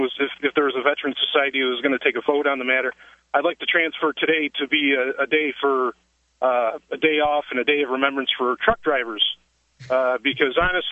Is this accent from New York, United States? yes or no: yes; New York, United States; I am from New York